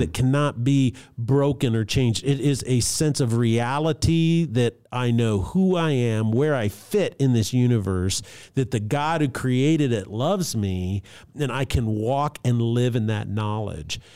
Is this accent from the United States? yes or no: yes; Albuquerque, New Mexico, United States; I grew up in Albuquerque, New Mexico